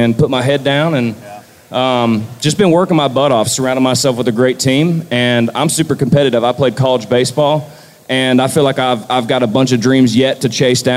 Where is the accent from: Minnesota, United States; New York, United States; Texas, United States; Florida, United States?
Florida, United States; born and raised in Florida